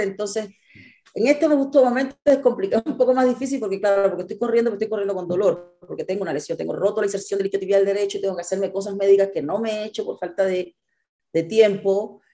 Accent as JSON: {"language": "Spanish", "country": "Cuba", "tie": "born or raised there", "also_born_or_lived": "Mexico City, Mexico / Monterrey, Mexico", "moved": "yes", "lives_now": "Mexico", "said": "yo crecí en Cuba"}